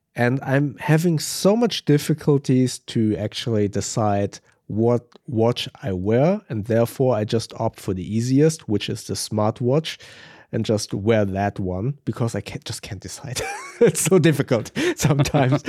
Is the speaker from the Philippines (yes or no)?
no; Germany